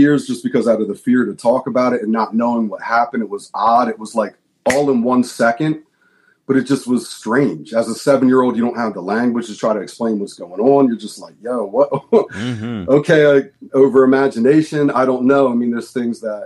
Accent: outside of Philadelphia, Pennsylvania, United States; I'm the youngest of three, and we grew up outside of Philadelphia

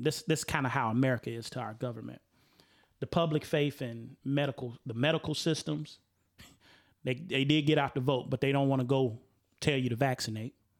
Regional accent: Chicago, Illinois, United States; I'm from Chicago

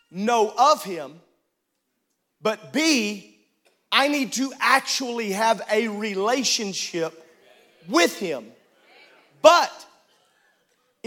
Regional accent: Illinois, United States; I grew up in Illinois

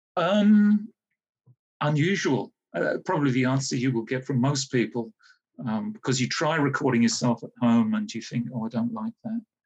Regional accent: Hayes, London, United Kingdom; I grew up in Hayes, Middlesex

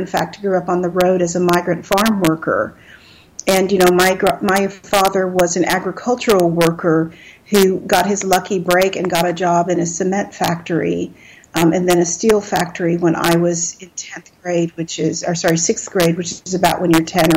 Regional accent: Texas, United States; my visual image, which is very Texan, very focused on being Texan, and a little bit down home

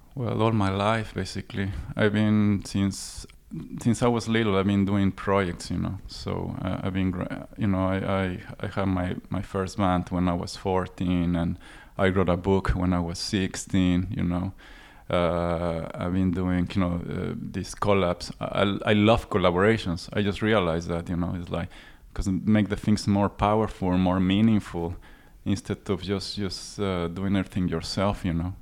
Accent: Mexico City, Mexico; moved away; I come from Mexico City

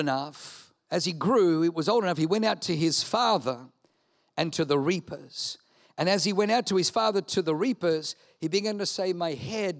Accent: Australia; Leanne and I grew up in Australia

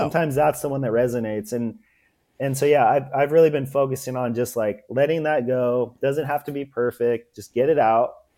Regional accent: Los Angeles, California, United States; also born or lived in Port Hueneme, California; I was born in Venice, California

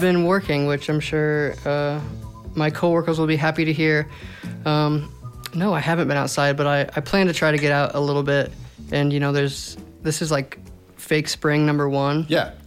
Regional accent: Fort Wayne, Indiana, United States; born and raised Fort Wayne, Indiana

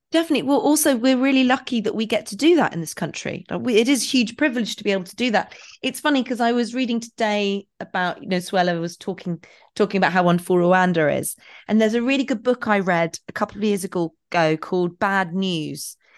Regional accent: England, United Kingdom; I'm so English

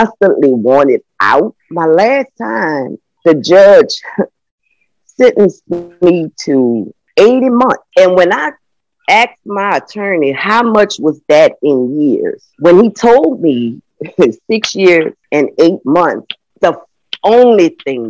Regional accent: New Orleans, Louisiana, United States; I was raised in the Calliope Housing Projects, which was one of the most notorious housing projects in the city of New Orleans

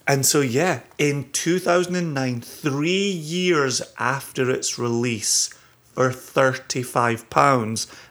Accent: Scotland, United Kingdom; also born or lived in Eastern Washington / Olalla, Washington / Virginia; now in United States; being Scottish

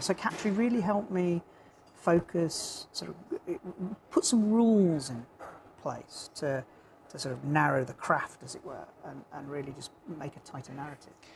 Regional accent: Dark Peak, Derbyshire, East Midlands, United Kingdom; also born or lived in Birmingham; now in Norfolk, United Kingdom; I'm a native of uh, Birmingham originally, um, and then I grew up in the Dark Peak in Derbyshire

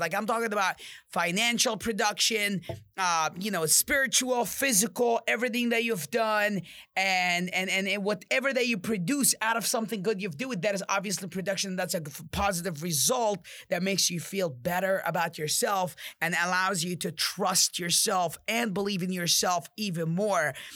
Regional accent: Jordan; I'm from Jordan, I'm mod, I'm Arab

